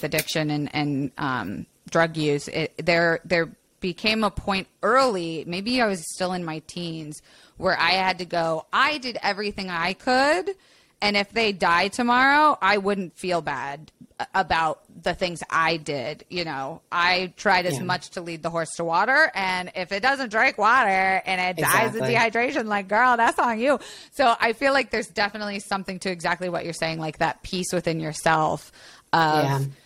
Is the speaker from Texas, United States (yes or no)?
no; Florida, United States; I grew up in Florida.